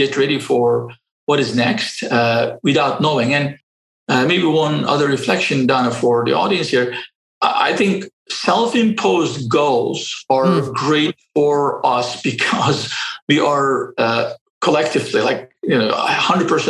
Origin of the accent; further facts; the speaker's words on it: Istanbul, Turkey; moved away; I grew up in Istanbul, and I got educated everything in public schools